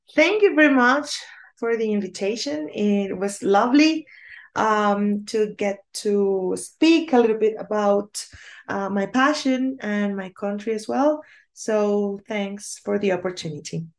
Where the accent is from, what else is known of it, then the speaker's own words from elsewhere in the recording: Cartagena, Bolívar, Colombia; now in Bogotá, Colombia; Cartagena is my hometown